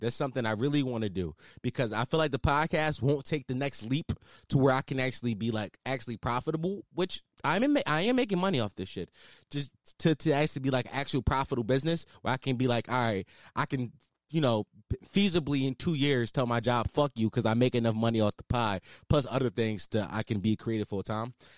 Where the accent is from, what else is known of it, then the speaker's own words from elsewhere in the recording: Philadelphia, Pennsylvania, United States; I am a Philadelphian